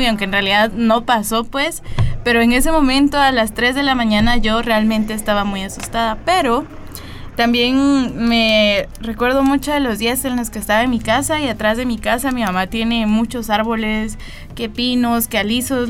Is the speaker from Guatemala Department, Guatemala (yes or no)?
no; La Esperanza, Quetzaltenango, Guatemala; soy originaria de La Esperanza, Quetzaltenango